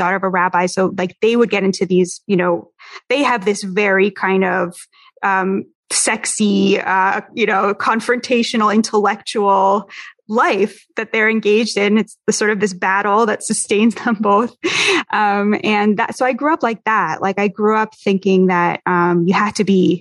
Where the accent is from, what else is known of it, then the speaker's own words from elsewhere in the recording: Boston, Massachusetts, United States; also born or lived in Berkeley, California; now in New York, United States; I'm originally from Boston.